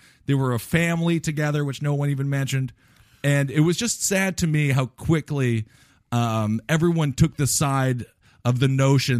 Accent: Stevens Point, Wisconsin, United States; I grew up in Stevens Point, Wisconsin

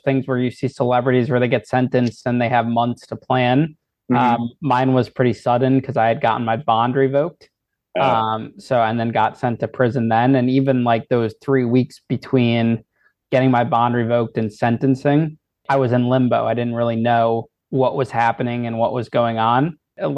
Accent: Danbury, Connecticut, United States; I was in Danbury, my hometown

